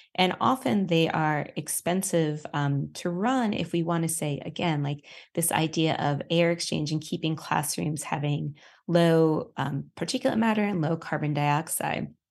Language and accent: English; New York City, New York, United States; now in Colorado, United States; I'm a New Yorker